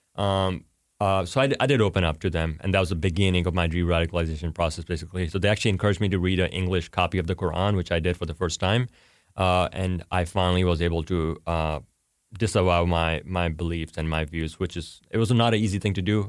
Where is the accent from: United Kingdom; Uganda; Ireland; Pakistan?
Pakistan; now in United States; I'm Pakistani